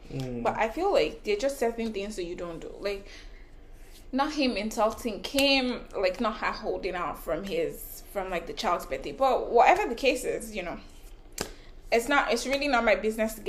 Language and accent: English; Canada; I'm Canadian, guys.